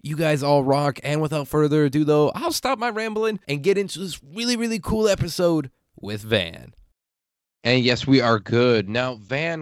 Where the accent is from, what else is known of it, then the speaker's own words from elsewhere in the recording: Midwestern Illinois, United States; I grew up in Midwestern Illinois